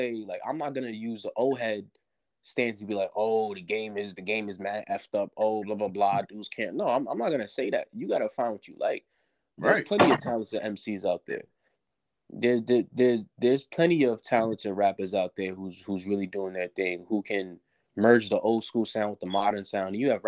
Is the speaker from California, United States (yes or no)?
no; New York City, New York, United States; I'm from New York City, so right. I grew up listening to cats like … people like